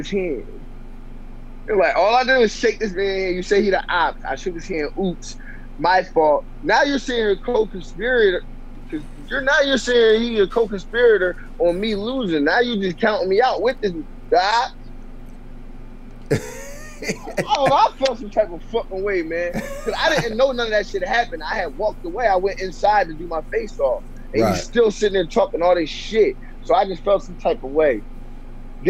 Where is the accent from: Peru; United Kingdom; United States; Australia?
United States; near Philadelphia, Pennsylvania; I'm not from Philly. I'm not far from Philly. And my whole family, I grew up playing both sides. My dad's side, my dad lived in North, my aunt in the West.